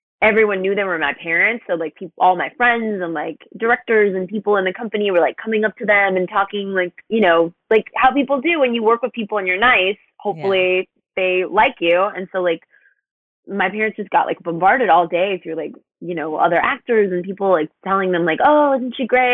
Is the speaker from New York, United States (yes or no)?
no; Webster, Texas, United States; I grew up outside of Houston in a neighborhood called Webster, like near kind of like the NASA area